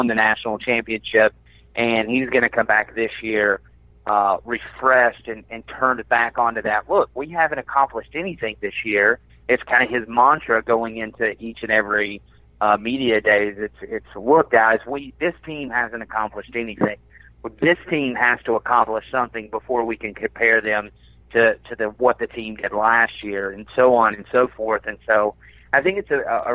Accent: Georgia, United States; moved away; also born or lived in Birmingham, Alabama; I'm from Georgia, so I know about these places, but I moved away right before everything was kind of built

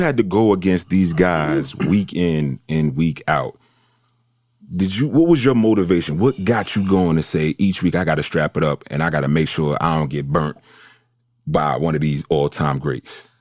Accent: New York City, New York, United States; I'm, I'm from New York

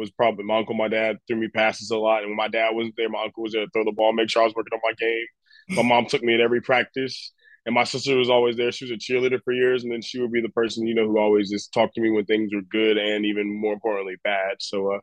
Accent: North Carolina, United States; I'm from the South, I'm from North Carolina.

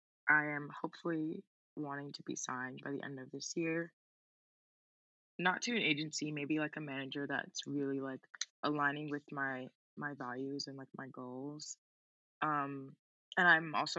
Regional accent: New York City, New York, United States; also born or lived in Bronx, New York; I was actually born in the Bronx, but I grew up in Queens, and I lived there for 10 years, so I'm from Queens.

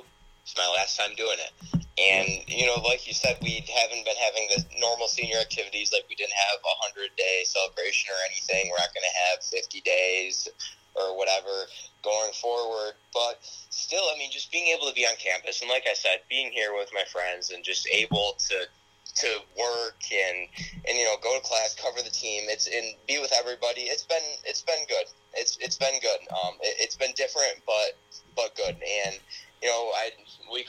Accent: Perry, New York, United States; I'm from a small town in upstate New York. I'm from Perry, New York.

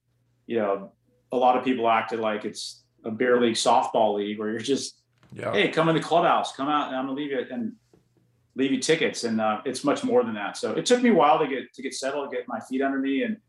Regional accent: Orange County, California, United States; the Angels were my hometown team. I grew up in Orange County, California

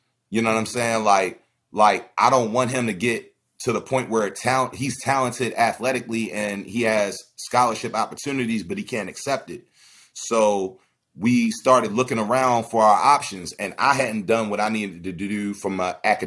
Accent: Baltimore, Maryland, United States; also born or lived in Howard County, Maryland; I grew up in West Baltimore, but I went to high school in Howard County

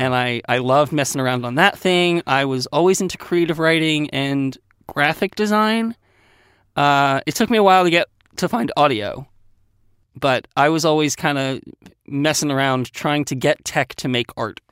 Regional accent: Westchester County, New York, United States; I grew up in Westchester County, New York

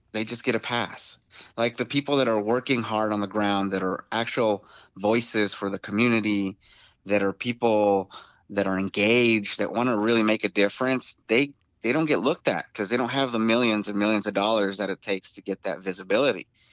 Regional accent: Tucson, Arizona, United States; I was born and raised in Tucson, Arizona

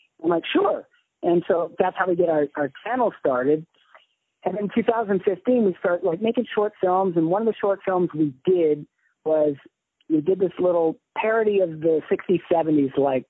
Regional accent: Hawaii, United States; And I grew up in Hawaii, yeah. So there's a specific way that they talk in Hawaii that called Pidgin English, which apparently is not so much anymore. But when I was a kid there, it was big.

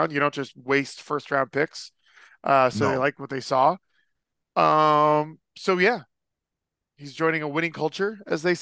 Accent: Las Vegas, Nevada, United States; I growing up in Vegas, like I don't know who his NBA team was.

